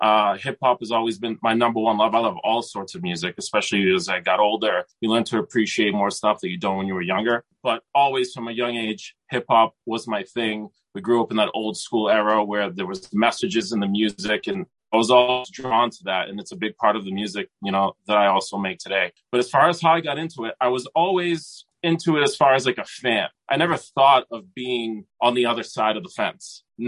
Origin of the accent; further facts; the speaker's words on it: Lynn, Massachusetts, United States; first language Greek; English is a second language; Both my parents came from Greece, like in the mid 70s, born in the early 80s. Grew up in Lynn. Grew up in the Lynn Church. Very, very heavy Greek. Everyone spoke Greek. When I started elementary school, I didn't speak English.